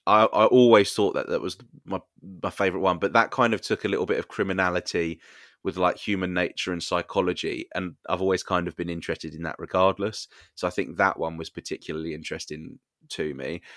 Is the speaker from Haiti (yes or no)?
no; United Kingdom; we are British.